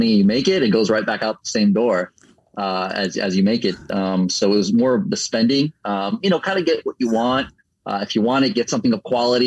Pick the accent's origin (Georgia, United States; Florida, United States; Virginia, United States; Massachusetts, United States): Florida, United States; Orlando; also born or lived in Puerto Rico / New York / New Jersey / Fort Myers, Florida; now in Tampa, United States; I'm from Puerto Rico through New York, New Jersey area, and then down to Florida. I grew up the most in Orlando